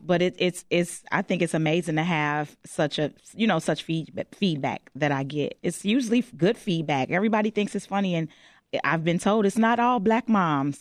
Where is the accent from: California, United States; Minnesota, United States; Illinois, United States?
Illinois, United States; Chicago; I'm born and raised on the West Side of Chicago